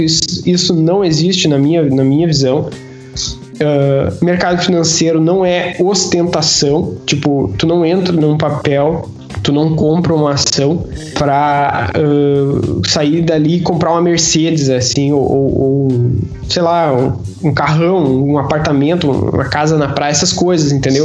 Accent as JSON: {"language": "Portuguese", "country": "Brazil", "moved": "as an adult", "lives_now": "Portugal", "said": "nós que somos brasileiros"}